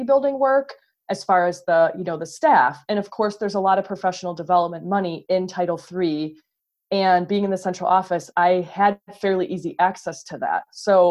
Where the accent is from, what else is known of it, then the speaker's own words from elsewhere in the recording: Ohio, United States; I grew up in Ohio